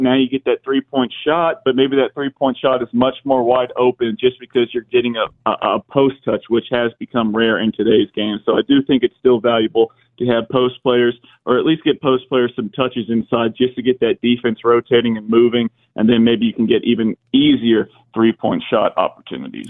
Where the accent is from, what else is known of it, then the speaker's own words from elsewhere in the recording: Cherokee County, Georgia, United States; I'm from Cherokee County